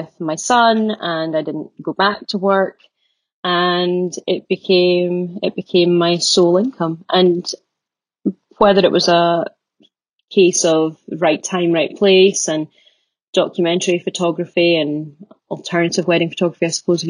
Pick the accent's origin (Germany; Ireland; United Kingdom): United Kingdom; Aberdeen, Scotland; also born or lived in Glasgow; I'm from Aberdeen originally